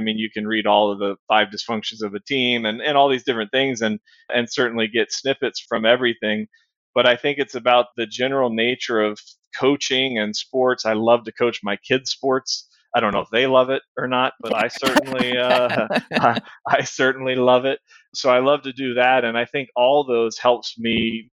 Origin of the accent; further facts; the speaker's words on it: Virginia, United States; moved away as an adult; now in Houston, United States; I grew up in Virginia, and the high schools there are a little smaller.